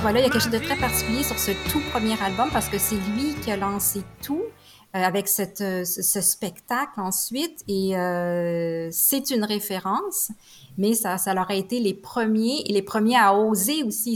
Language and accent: French; Quebec, Canada; ça l'a vraiment bercé mon enfance avec euh, avec les tubes qui jouaient bien sûr à la radio, mais aussi comme référence parce qu'en tant que québécoise